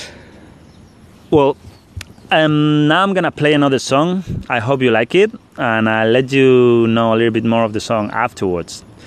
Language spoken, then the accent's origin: English; Spain; English is a second language; moved away as an adult; I'm from from Spain